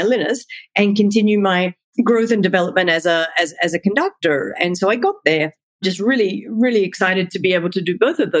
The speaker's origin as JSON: {"language": "English", "country": "Australia", "also_born_or_lived": "Hungary / Germany", "moved": "as an adult", "lives_now": "United States", "said": "I'm originally from Australia"}